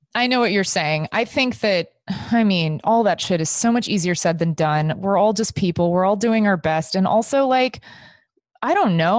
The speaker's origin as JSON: {"language": "English", "region": "Texas", "country": "United States", "tie": "born or raised there", "said": "I grew up in Texas"}